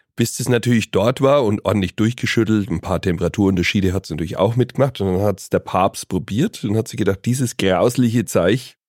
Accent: Bavaria, Germany; Und jetzt ist es Tradition bei uns in Bayern, Bockbier zu trinken

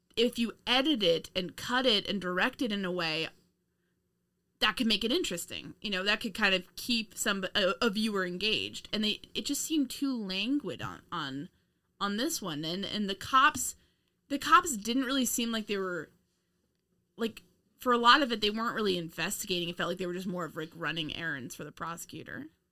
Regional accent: United States; us being Americans

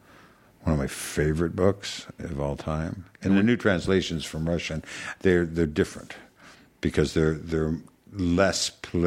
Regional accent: Canada; I'm Canadian. I watch hockey.

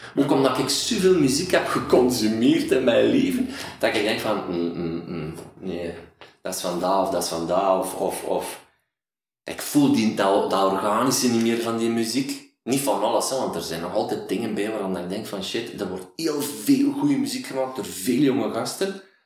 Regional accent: Waasland, Flanders, Belgium; accent: Waasland dialect; een dialect waar ik vandaan kwam, het Waasland, was een doezeken

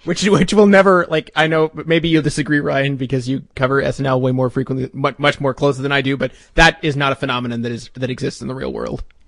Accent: Canada; I'm not American. Uh, I'm, I'm Canadian

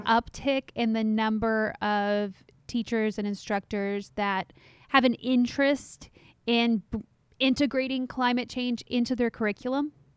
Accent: Texas, United States; my home state of Texas

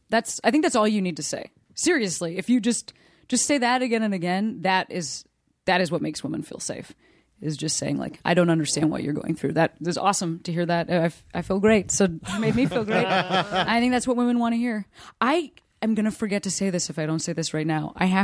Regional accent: Chicago, Illinois, United States; When I was 25, I moved back to my hometown, Chicago.

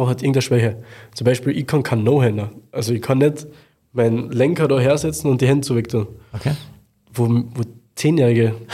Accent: Klagenfurt, Carinthia, Austria; Also in meiner Heimatstadt habe ich im Wörthersee Stadion in im Wahrzeichen für, also eines der Wahrzeichen für Klagenfurt eine Show fahren dürfen

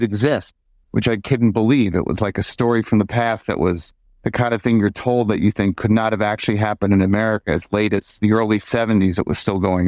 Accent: Chicago, Illinois, United States; I grew up in Chicago

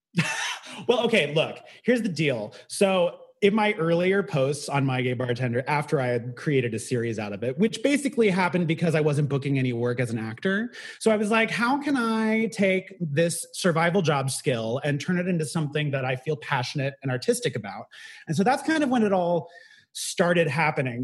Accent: Bay Area, California, United States; moved away as an adult; now in New York City, United States; I grew up in the Bay Area

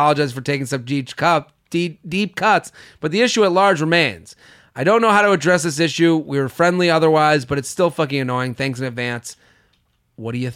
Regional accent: Needham, Massachusetts, United States; moved away; I'm from Needham

